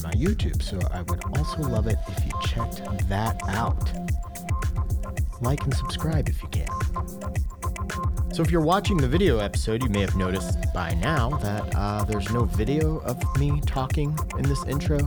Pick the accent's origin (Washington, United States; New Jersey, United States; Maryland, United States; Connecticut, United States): Washington, United States; Roslyn; also born or lived in Ellensburg, Washington; I'm from Roslyn, Washington.